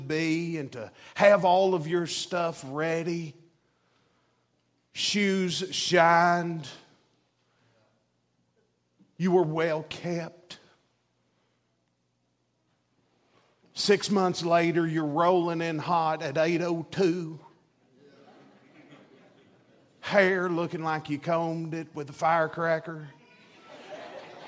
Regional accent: Chattanooga, Tennessee, United States; I'm from Chattanooga, Tennessee

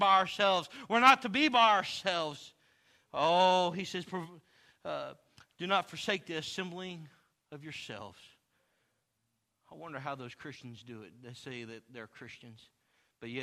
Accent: Texas, United States; I'm from Texas

